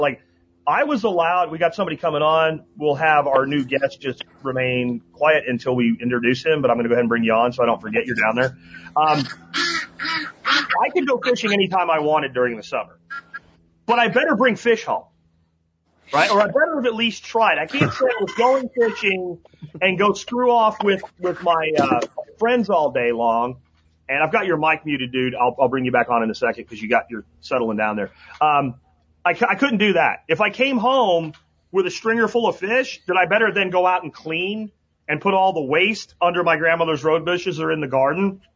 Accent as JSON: {"language": "English", "region": "Pennsylvania", "country": "United States", "tie": "born or raised there", "moved": "yes", "said": "where I grew up in Pennsylvania"}